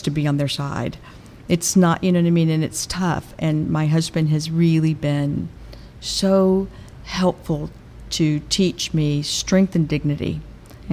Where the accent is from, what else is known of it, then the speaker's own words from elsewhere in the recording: Atlanta, Georgia, United States; moved away; growing up in Atlanta, and being my place